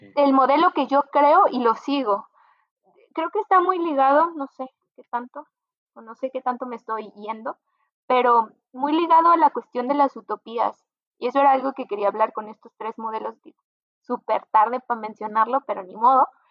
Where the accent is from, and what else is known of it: Mexico